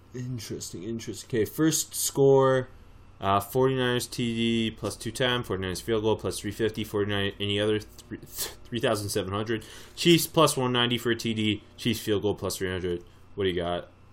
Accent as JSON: {"language": "English", "country": "Canada", "said": "being Canadian"}